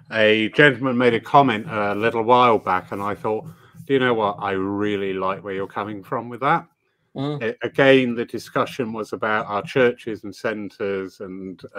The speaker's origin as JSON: {"language": "English", "country": "United Kingdom", "said": "Well, we are British."}